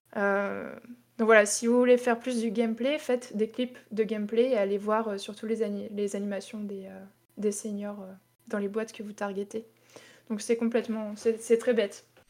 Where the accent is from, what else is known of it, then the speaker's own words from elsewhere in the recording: Tours, Centre-Val de Loire, France; moved away as an adult; also born or lived in Toulouse; je suis de Tours